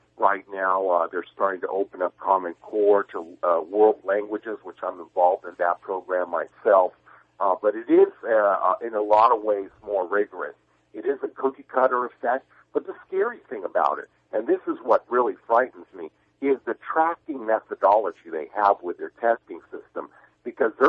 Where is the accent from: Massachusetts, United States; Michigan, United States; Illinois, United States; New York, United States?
New York, United States; as an American born and bred here, born in New York